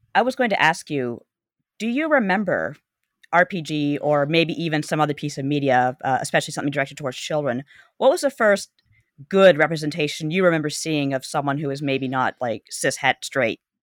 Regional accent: Canada; growing up in Canada, we had kids in the hall

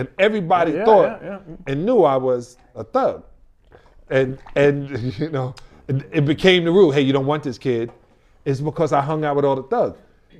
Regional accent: New York, United States; I'm from New York.

